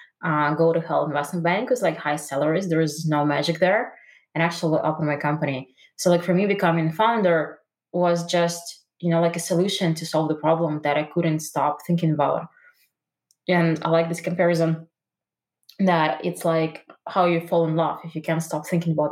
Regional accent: Russia; moved away; I'm originally from Russia

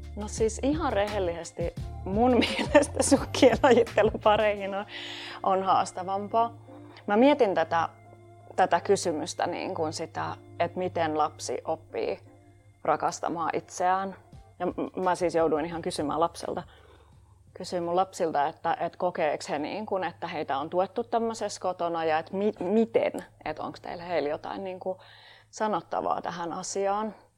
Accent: Tampere, Pirkanmaa, Finland; mä oon tamperelainen puutarhuriopiskelija

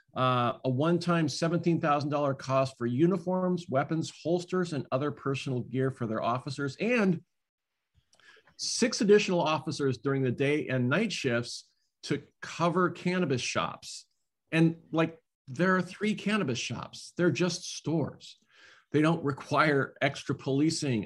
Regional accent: Washington, United States; my home state of Washington, well, our home state uh, here of Washington

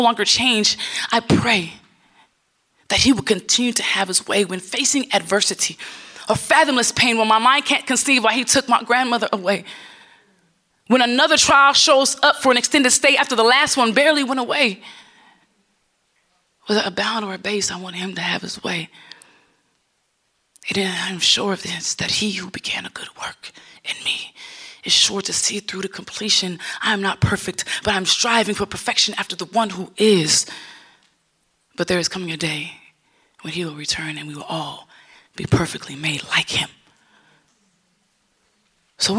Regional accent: Los Angeles, California, United States; I am from Los Angeles. That's where I live currently

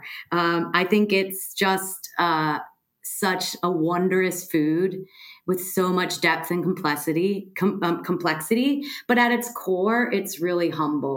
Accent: Pittsburgh, Pennsylvania, United States; moved away; also born or lived in New York / Chicago / Amsterdam; I grew up in Pittsburgh, Pennsylvania

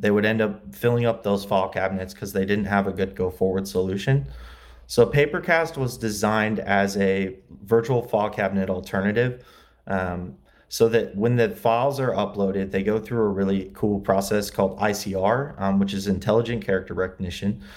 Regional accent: LaGrange, Indiana, United States; moved away as an adult; also born or lived in Muncie, Indiana; now in Los Angeles, United States; I grew up in Indiana, LaGrange, Indiana. Uh, it's near South Bend

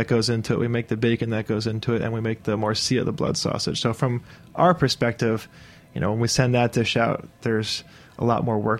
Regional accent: New York City, New York, United States; we grew up on the Upper West Side of New York, of Manhattan

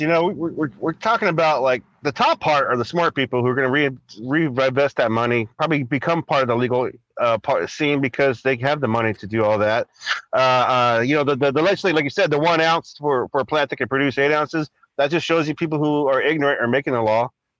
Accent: Southern California, United States; I'm from Southern California

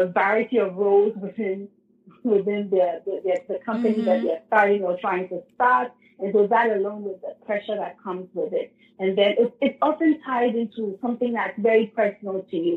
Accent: Ghana; moved away as an adult; also born or lived in United States; I'm Ghanaian, you know, raised in Ghana up until secondary school, went to Hashimoto School, and then left to the United States to do a degree.

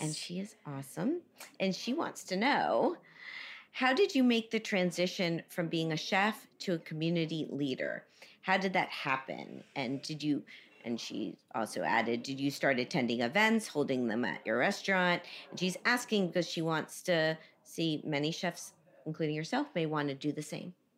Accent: Miami, Florida, United States; I grew up in Miami

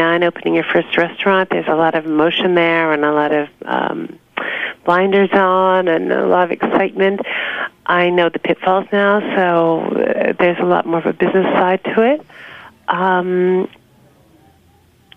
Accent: New York City, New York, United States; also born or lived in Long Island; I was born and raised in New York.

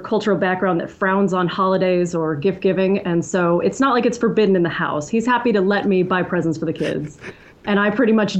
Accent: Austin, Texas, United States; moved away as an adult; also born or lived in Denton, Texas; now in Alaska, United States; I'm from Austin

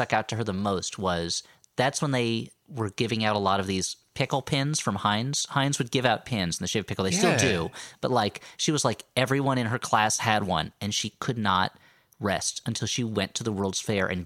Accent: New Jersey, United States; a real Jersey boy

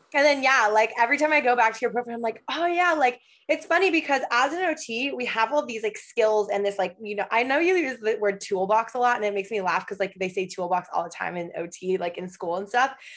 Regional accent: Michigan, United States; moved away as an adult; also born or lived in Los Angeles; now in Portland, Oregon, United States; I am originally from Michigan

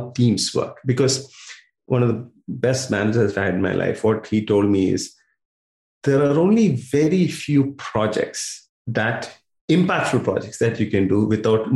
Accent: India; moved away as an adult; also born or lived in United States; now in Melbourne, Australia; My first 20 years was in India

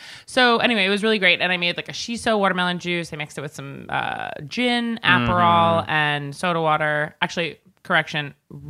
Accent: Long Island, New York, United States; I'm from Long Island

